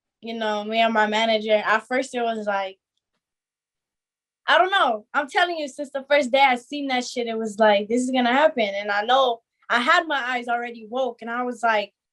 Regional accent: Azusa, California, United States; I always lived here in California. I grew up and right here in SGV, Azusa

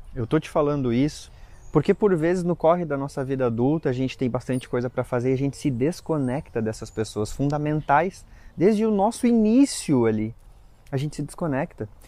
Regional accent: Lages, Santa Catarina, Brazil; moved away; a gente foi para Lages, né, que é a minha cidade natal

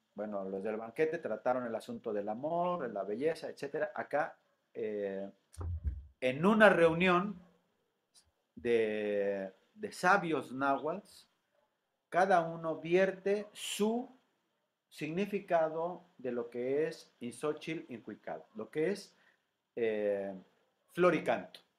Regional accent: Morelia, Michoacán, Mexico; moved away as an adult; also born or lived in Ciudad Nezahualcóyotl, State of Mexico; now in Tuxtla Gutiérrez, Mexico; mi infancia la vivo en Ciudad Nezahualcóyotl hasta la primaria y posteriormente eh, la familia regresa a Michoacán y radico toda la secundaria, la preparatoria y la universidad en Morelia, Michoacán

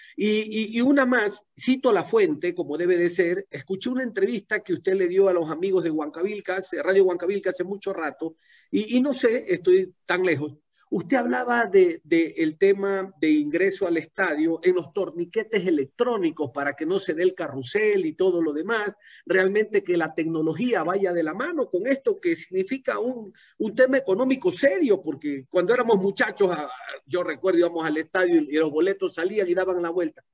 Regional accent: Ecuador; como ciudadano ecuatoriano

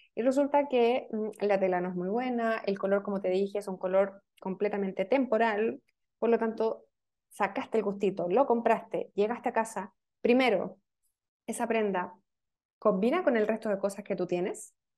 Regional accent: Chile; yo soy chilena, estamos hablando acá en Chile

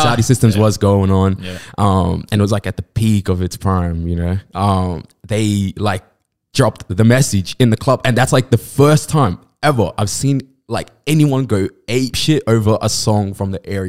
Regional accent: New South Wales, Australia; That's not Inner West. It's like a whole thing. Like, so I grew up in Greater West. We call it Greater West.

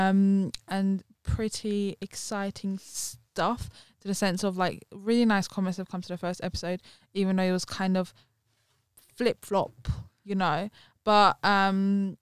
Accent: London, United Kingdom; we were born and raised in London because it's quite a multicultural place

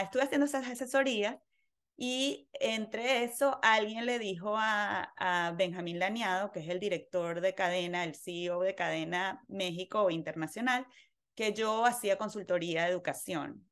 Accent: Venezuela; moved away; nací en Venezuela, eh, en una familia muy, muy activa

